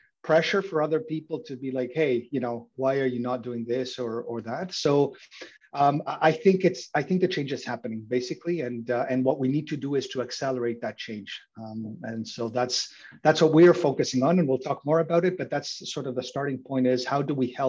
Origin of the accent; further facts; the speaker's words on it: Uruguay; moved away as an adult; also born or lived in Mexico / Germany; now in Canada; So I was born and raised in Uruguay, and I came to Canada to go to university.